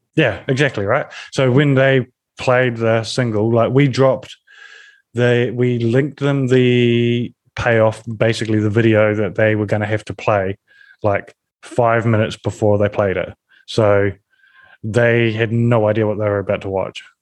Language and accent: English; New Zealand; I come from New Zealand, where we're a rugby nation